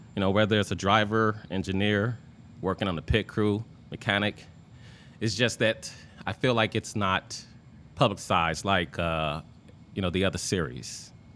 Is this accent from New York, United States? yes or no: no; Indiana, United States; I'm from Indiana